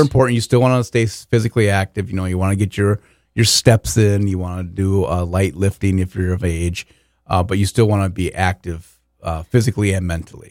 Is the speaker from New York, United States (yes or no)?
no; Walnut Grove, Minnesota, United States; growing up in Walnut Grove, home of Laura Ingalls Wilder